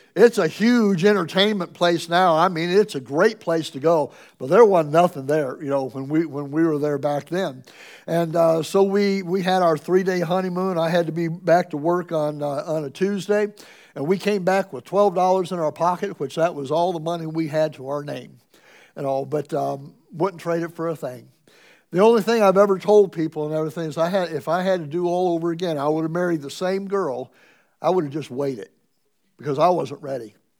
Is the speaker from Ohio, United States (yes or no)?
yes; Ohio, United States; moved away; also born or lived in Springfield, Missouri; I'm from Ohio